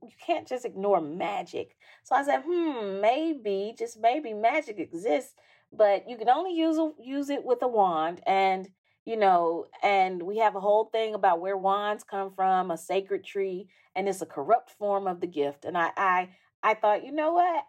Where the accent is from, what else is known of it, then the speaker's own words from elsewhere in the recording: Jackson, Mississippi, United States; I'm from Jackson, which is a city with skyscrapers